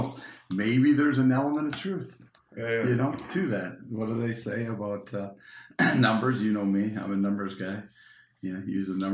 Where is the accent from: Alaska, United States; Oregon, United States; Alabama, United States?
Alaska, United States; Nome; I'm from Nome